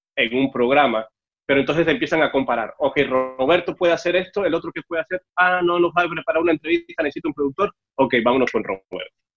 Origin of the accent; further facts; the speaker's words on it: Mexico City, Mexico; moved away as an adult; also born or lived in Cuba / Veracruz / Yucatán / Sinaloa; now in United States; yo soy cubano, lo que pasa es que me fui de Cuba a los siete años para, la Ciudad de México y ahí fue donde crecí